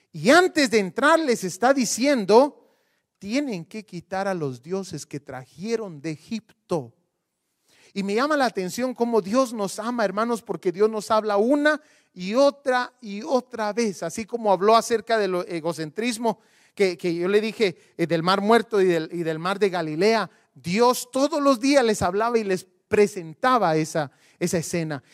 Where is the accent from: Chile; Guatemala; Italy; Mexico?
Guatemala; Yo soy de Guatemala